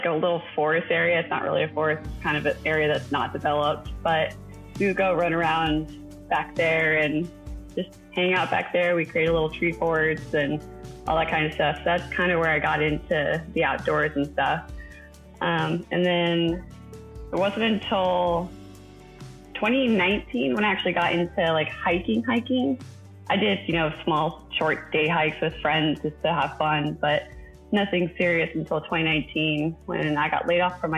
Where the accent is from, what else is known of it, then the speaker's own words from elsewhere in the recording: Round Rock, Texas, United States; I'm from Central Texas, been born and raised in a town just north of Austin called Round Rock